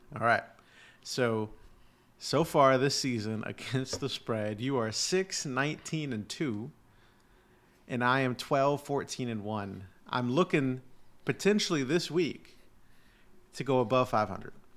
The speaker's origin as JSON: {"language": "English", "town": "Houston", "region": "Texas", "country": "United States", "tie": "born or raised there", "said": "my hometown Texans"}